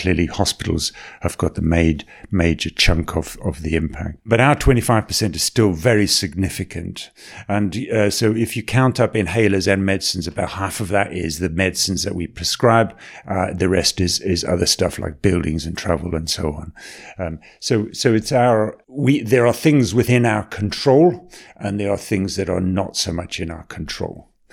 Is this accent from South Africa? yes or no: yes; South Africa; accent: South African; also born or lived in Botswana / Tanzania / Salford; now in Manchester, United Kingdom; I was born in Botswana. I grew up in South Africa. You might recognize I've got a little bit of a South African twinge there